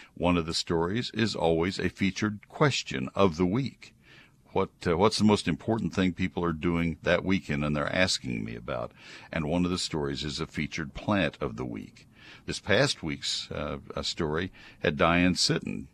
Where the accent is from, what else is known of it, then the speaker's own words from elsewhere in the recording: College Station, Texas, United States; moved away as an adult; also born or lived in Ohio; I grew up in College Station